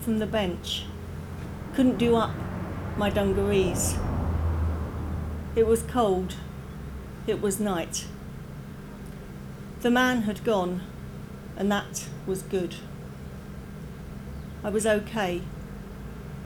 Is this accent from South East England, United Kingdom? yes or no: yes; Margate, South East England, United Kingdom; moved away as an adult; also born or lived in London; now in Penzance, United Kingdom; I grew up in Margate in Kent, and I live in Penzance now